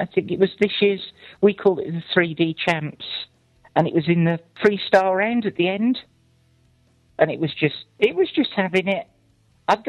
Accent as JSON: {"language": "English", "area": "Shropshire", "region": "West Midlands", "country": "United Kingdom", "said": "I can't do a British accent. I'm from Shropshire. We don't have a British accent."}